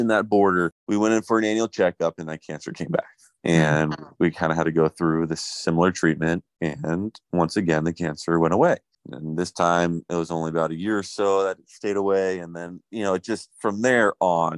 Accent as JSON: {"language": "English", "town": "Huntington Beach", "region": "California", "country": "United States", "tie": "born or raised there", "said": "I was born and raised in Huntington Beach, California."}